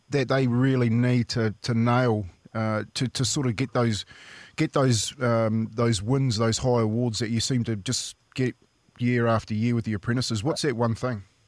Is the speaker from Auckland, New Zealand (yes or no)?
no; Waitara, Taranaki, New Zealand; my hometown. Yep. So Waitara, we had a we had a rugby club